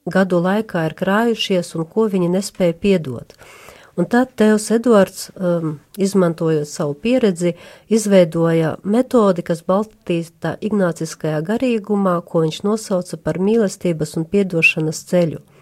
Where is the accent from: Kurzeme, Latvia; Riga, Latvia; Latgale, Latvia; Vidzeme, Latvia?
Latgale, Latvia; Ludza; esmu Euharistiskā Jēzus kongregācijas māsa …, nāku no Latgales no Ludzas